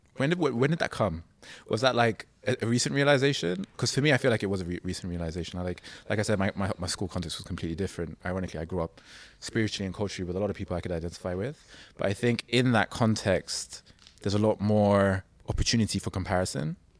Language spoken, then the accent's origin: English; London, United Kingdom; I grew up in London